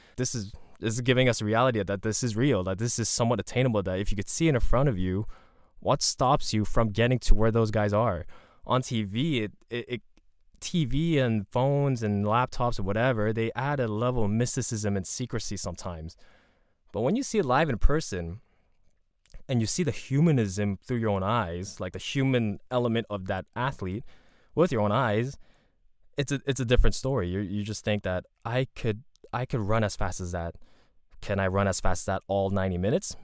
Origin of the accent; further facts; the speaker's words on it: Montreal, Quebec, Canada; I grew up in Montreal.